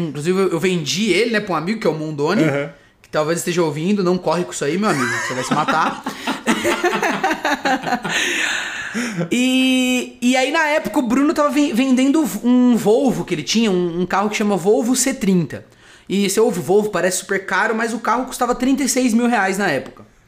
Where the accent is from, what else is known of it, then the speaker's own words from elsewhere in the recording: Socorro, São Paulo, Brazil; moved away as an adult; now in São Paulo, Brazil; Eu sou de Socorro